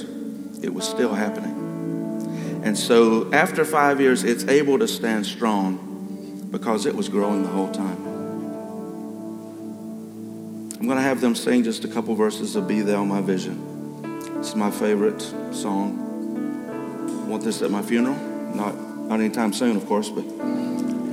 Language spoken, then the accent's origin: English; South Carolina, United States; I was raised in South Carolina